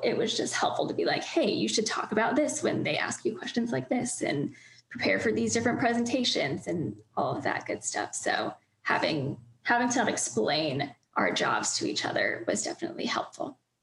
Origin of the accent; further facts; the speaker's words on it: Northern Virginia, United States; moved away; I'm from Northern Virginia